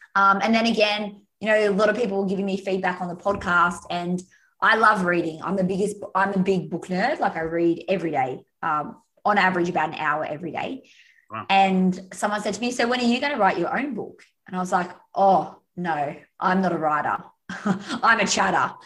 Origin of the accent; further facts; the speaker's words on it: Australia; also born or lived in Umina Beach, New South Wales; I'm Australian, so Aussie, Aussie, Aussie. Uh, yeah, and I'm in Australia now